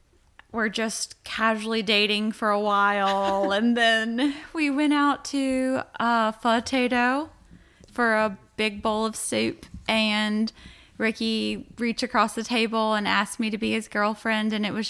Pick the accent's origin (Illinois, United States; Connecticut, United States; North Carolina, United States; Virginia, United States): Virginia, United States; Powhatan; also born or lived in Richmond, Virginia; I'm super proud of my hometown. I love it here, but I did grow up in the country and across from a cow farm in the woods.